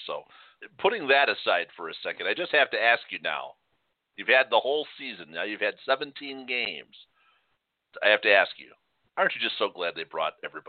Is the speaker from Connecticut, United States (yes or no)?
no; Chicago, Illinois, United States; we grew up, we were all well-to-do when we were growing up in Chicago